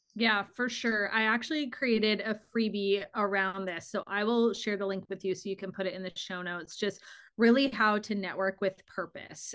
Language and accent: English; Arizona, United States; I am born and raised in Arizona.